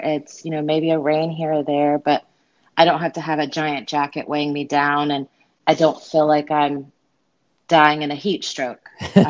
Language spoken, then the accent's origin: English; Unicoi, Tennessee, United States; now in Florida, United States; No, sir. No, I'm actually from Tennessee.